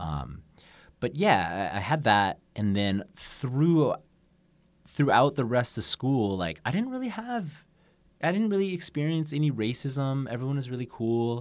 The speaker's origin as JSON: {"language": "English", "region": "Oregon", "country": "United States", "tie": "born or raised there", "also_born_or_lived": "Busan, South Korea / San Diego", "moved": "as an adult", "lives_now": "Seoul, South Korea", "said": "I'm from the Oregon"}